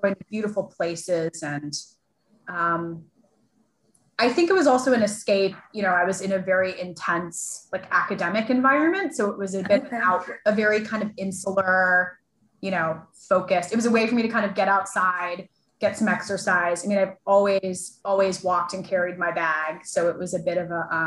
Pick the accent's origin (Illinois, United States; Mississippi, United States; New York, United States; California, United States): Illinois, United States; Chicago; I grew up in Chicago.